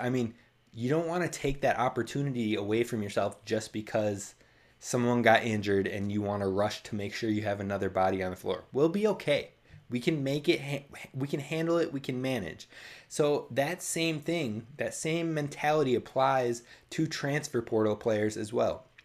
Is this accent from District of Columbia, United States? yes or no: no; Minnesota, United States; I'm from Minnesota